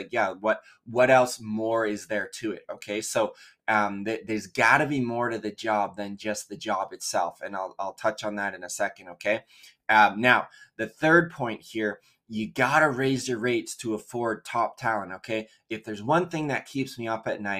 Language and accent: English; Canada; also born or lived in Vancouver, British Columbia; We're based just outside Vancouver, BC in Canada. What is up, my fellow Canadians? Love